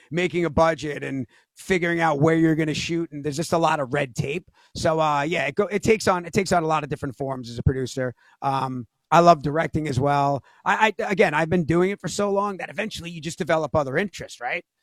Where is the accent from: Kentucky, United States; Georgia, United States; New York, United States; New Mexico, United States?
New York, United States; The cast were just like regular guys, like we're all from New York, some different part of it.